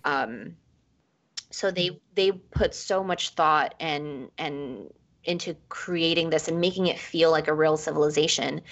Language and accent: English; New York City, New York, United States; also born or lived in Ecuador; I was born in Ecuador and we moved to New York. We immigrated to New York when I was five